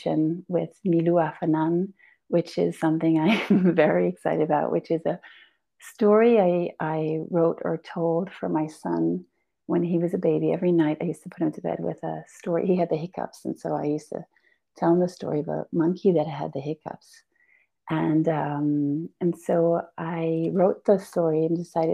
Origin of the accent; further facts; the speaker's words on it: Belgium; also born or lived in Portugal; now in Ericeira, Portugal; I was Albanian, but born and raised in Belgium and now in Portugal